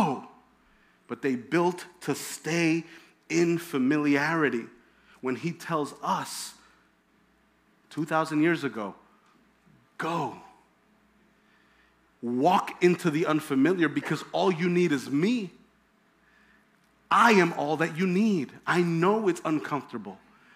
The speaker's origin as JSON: {"language": "English", "town": "Hempstead", "region": "New York", "country": "United States", "tie": "born or raised there", "said": "I grew up in Hempstead"}